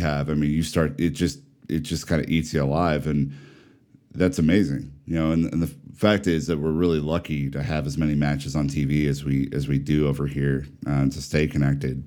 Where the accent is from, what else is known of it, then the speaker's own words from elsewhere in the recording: Omaha, Nebraska, United States; I am from the humble Midwest. I'm from Omaha, Nebraska.